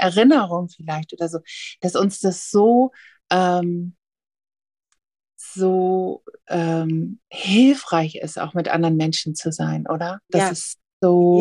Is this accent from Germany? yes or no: yes; the North, Northern Germany, Germany; ich komme hier ja aus dem Norden